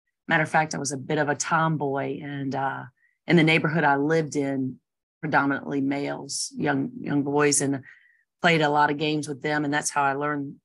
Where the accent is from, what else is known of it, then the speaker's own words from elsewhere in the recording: Chesapeake, Virginia, United States; moved away as an adult; now in Blacksburg, United States; I grew up in Chesapeake, Virginia, a little city